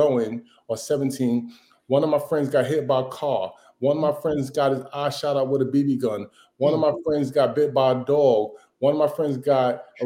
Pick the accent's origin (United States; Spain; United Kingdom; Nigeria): United States; New York City, New York; I came from South Jamaica, Queens, you know, living in the projects, that whole thing.